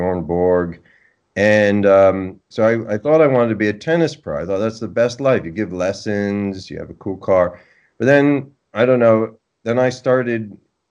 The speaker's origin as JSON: {"language": "English", "town": "Oakland", "region": "New Jersey", "country": "United States", "tie": "born or raised there", "said": "I grew up in northern New Jersey, a little town called Oakland"}